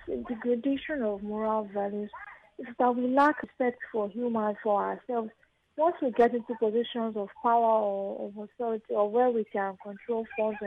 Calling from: Milan, Lombardy, Italy; I'm calling you from Milan.

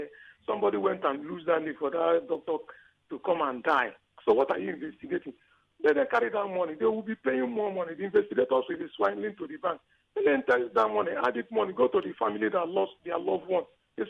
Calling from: Iba, Lagos, Nigeria; I'm calling from Eba.

